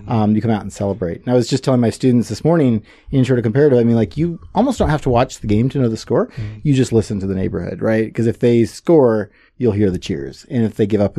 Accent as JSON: {"language": "English", "country": "Senegal", "tie": "born or raised there", "said": "So I grew up in Senegal as a missionary kid. My folks moved there when I was a year old."}